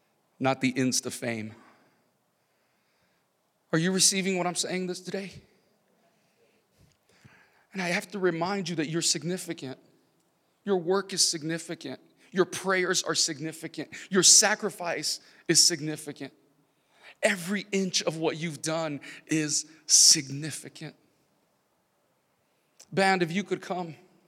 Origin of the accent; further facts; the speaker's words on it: California, United States; also born or lived in San Diego; Central California, down to the border of Mexico and California. I was born in San Diego, and it was just zigzagging throughout the state of California.